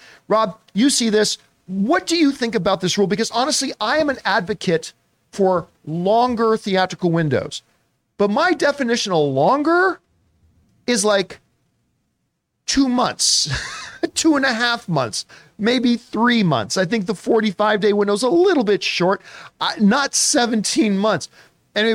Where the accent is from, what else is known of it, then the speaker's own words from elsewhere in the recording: Canada; I'm Canadian, I grew up with a lot of French